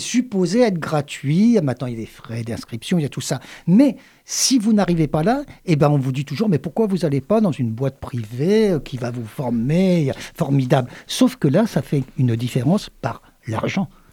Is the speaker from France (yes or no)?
yes; Le Havre, Normandy, France; now in Montpellier, France; je suis originaire du Havre